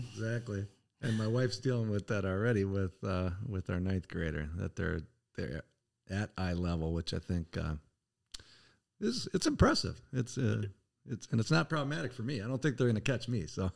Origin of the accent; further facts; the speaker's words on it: Northern Iowa, United States; moved away as an adult; also born or lived in Wisconsin; now in Oshkosh, United States; I was from Nor-, Northern Iowa